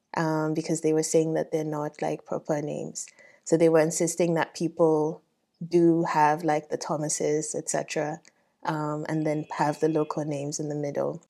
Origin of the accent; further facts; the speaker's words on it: Ghana; moved away; also born or lived in Nigeria; I grew up in Ghana